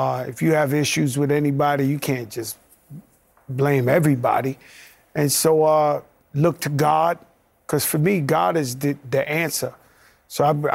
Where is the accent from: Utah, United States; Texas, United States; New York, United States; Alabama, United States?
New York, United States; New York City; now in New Jersey, United States; a kid from the Bronx